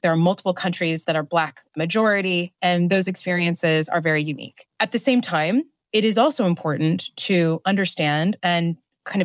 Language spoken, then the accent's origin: English; Nigeria; also born or lived in Ethiopia; I grew up in Nigeria. I grew up in Ethiopia.